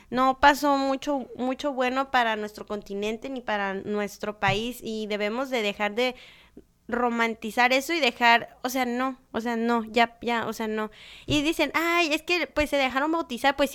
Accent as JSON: {"language": "Spanish", "country": "Mexico", "said": "como mexicanos"}